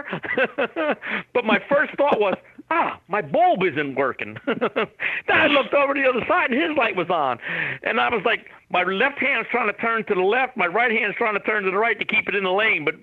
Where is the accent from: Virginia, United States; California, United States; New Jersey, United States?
New Jersey, United States; I'm an Italian from New Jersey.